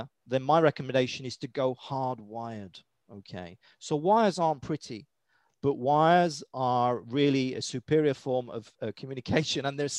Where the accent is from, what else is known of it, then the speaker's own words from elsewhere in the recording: United Kingdom; accent: British; my British accent